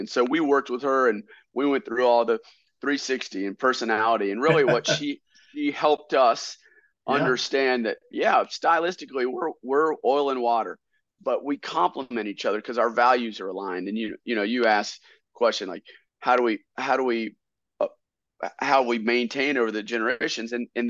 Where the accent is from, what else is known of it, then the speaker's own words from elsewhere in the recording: Statesville, North Carolina, United States; we come from Statesville, North Carolina. It's right at the crossroads of I-40 and I-77, but it's in Iredell County.